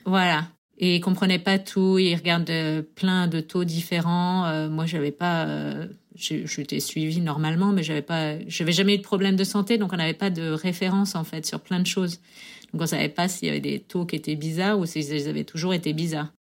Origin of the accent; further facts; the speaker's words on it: Sarthe, Pays de la Loire, France; moved away as an adult; now in New York, United States; Je viens de la Sarthe